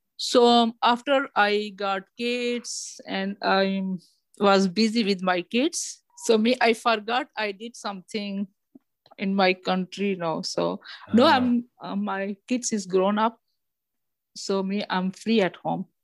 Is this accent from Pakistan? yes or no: yes; Pakistan; English is a second language; moved away as an adult; now in Canada; I came from Pakistan